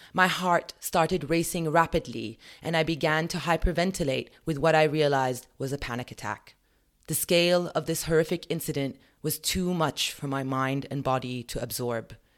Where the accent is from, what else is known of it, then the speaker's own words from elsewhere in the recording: United Kingdom; As a British citizen